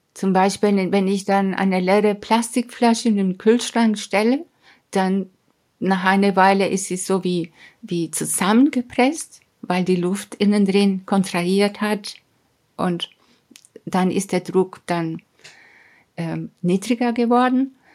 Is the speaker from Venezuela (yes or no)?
yes; Mérida, Venezuela; German is a second language; moved away as an adult; also born or lived in Hamburg, Germany / Caracas, Venezuela / England; now in Munich, Germany; damals in der 11. Klasse in den Anden in Mérida, das ist meine Heimatstadt